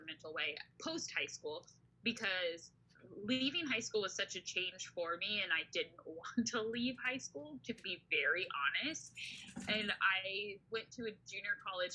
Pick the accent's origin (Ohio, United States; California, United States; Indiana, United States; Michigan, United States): California, United States; Hayward; I was born and raised in Hayward, California, which is nestled nicely right in the East Bay of the San Francisco Bay Area